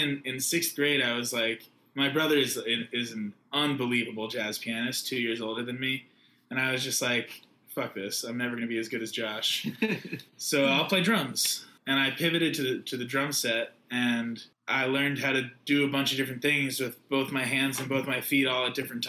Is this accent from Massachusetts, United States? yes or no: yes; Newton, Massachusetts, United States; moved away as an adult; now in New York, United States; my roots are definitely deeply rooted in Newton, Massachusetts